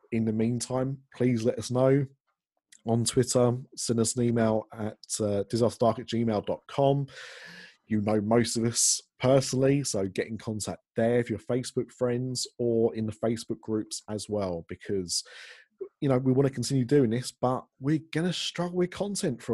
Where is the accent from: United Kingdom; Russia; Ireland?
United Kingdom; we're British